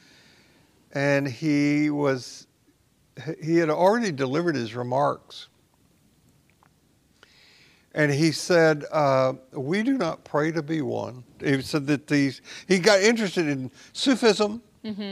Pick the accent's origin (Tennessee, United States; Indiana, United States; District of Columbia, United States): Tennessee, United States; when I grew up a Baptist in Tennessee